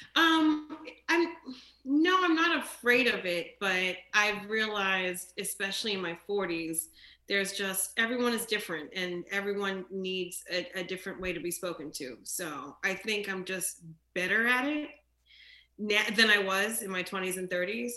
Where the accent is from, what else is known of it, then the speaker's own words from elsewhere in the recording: New Jersey, United States; now in New York, United States; when I was growing up in Jersey and people would find out I'm Jamaican and Haitian